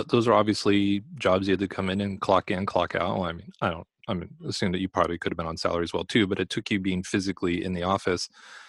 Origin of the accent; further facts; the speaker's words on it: Los Angeles, California, United States; I spent 45 of my 46 years in the LA area.